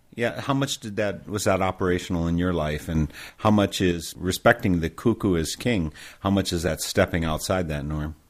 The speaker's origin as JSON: {"language": "English", "region": "Midwest", "country": "United States", "accent": "Midwestern", "said": "I have this amazing Midwestern accent"}